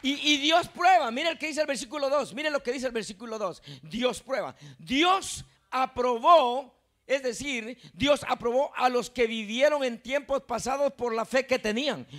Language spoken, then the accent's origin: Spanish; Guatemala; now in New York, United States; yo soy Chapín